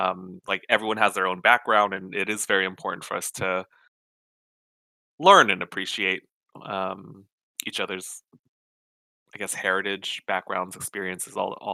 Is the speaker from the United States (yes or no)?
yes; United States; I was raised in America as a Vietnamese person.